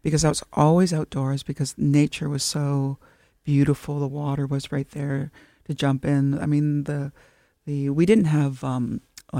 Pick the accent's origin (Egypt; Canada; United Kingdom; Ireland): Canada; Temagami, Ontario; moved away as an adult; now in Toronto, Canada; I'm from the Tamiami Anishinaabe, so from Temagami, Northern Ontario